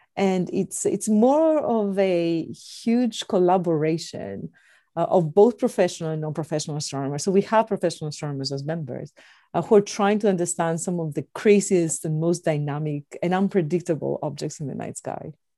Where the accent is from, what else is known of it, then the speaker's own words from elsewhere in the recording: Athens, Attica, Greece; moved away as an adult; also born or lived in Indiana, United States; now in United States; I was born and raised in Athens, Greece